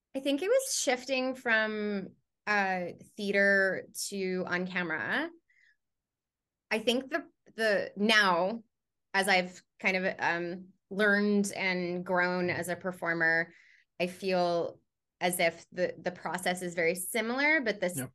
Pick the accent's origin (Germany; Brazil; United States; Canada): Canada; I am a Canadian uh, voice and on camera performer